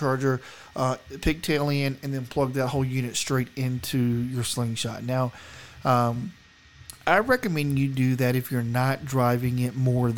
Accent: the South, United States; now in Colorado, United States; I'm from the South. We didn't get snow where I live.

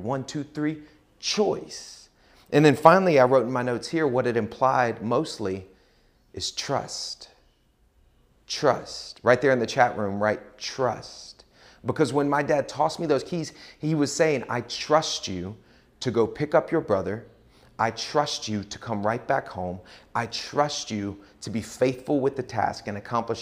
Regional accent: Pace, Florida, United States; I grew up in Pace, Florida, a suburb of Pensacola, Florida

